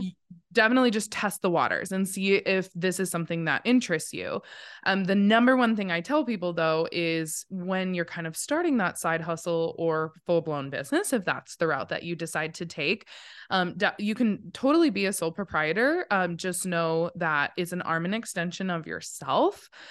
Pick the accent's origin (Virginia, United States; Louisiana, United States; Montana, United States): Montana, United States; I was born and raised here in Montana. I'm a true Montana, not a transplant.